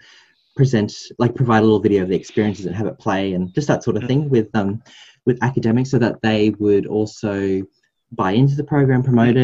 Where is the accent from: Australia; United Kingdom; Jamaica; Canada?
Australia; Gympie, Queensland; I'm from Gympie, if you know where that is. It's like 1 hour north of the sunny coast, or 2 hours north of Brisbane.